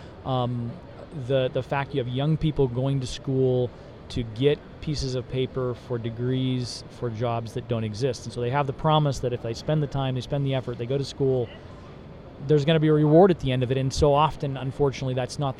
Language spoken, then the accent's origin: English; Alaska, United States; moved away; also born or lived in Tennessee; I spent 15 years growing up in Alaska